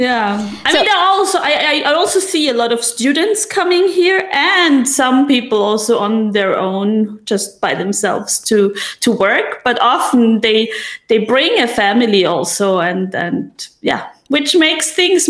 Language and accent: English; Innsbruck, Tyrol, Austria; moved away as an adult; also born or lived in Vienna, Austria; now in Denmark; I'm originally from Austria, from a small town called Innsbruck. And from there, I moved to Vienna to study